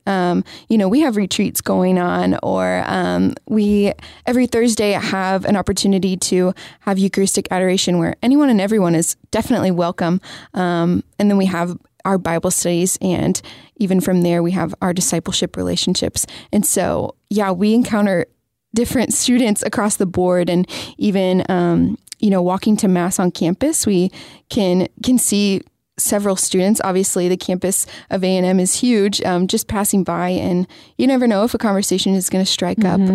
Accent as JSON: {"language": "English", "town": "Lenexa", "region": "Kansas", "country": "United States", "also_born_or_lived": "Atchison, Kansas", "moved": "as an adult", "lives_now": "Texas, United States", "said": "I'm from Kansas, so a little suburb of Kansas City called Lenexa."}